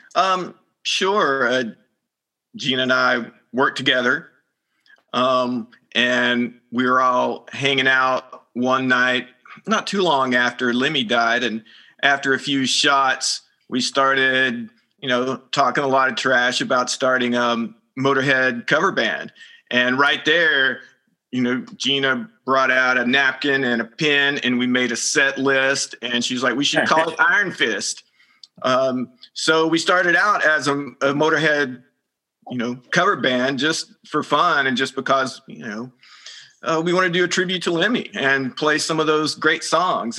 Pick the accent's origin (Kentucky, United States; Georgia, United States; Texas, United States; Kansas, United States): Texas, United States; Arlington; moved away; I grew up in the Dallas Fort Worth area around Arlington, which is right in between Dallas and Fort Worth